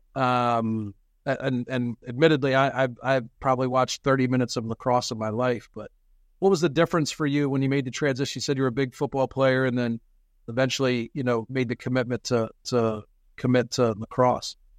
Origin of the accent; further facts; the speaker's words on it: Pennsylvania, United States; so where we are in Pennsylvania